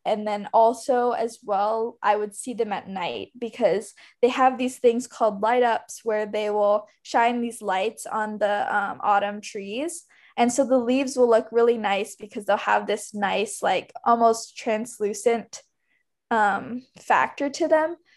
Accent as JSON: {"language": "English", "region": "Hawaii", "country": "United States", "said": "I'm from Hawaii, and so we don't really have seasons there."}